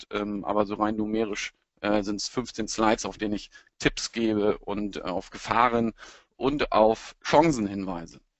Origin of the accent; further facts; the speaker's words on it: Lower Saxony, Germany; now in Hamburg, Germany; bin Niedersachse, der jetzt in Hamburg heimisch geworden ist und gebeutelter Werder Bremen-Fan.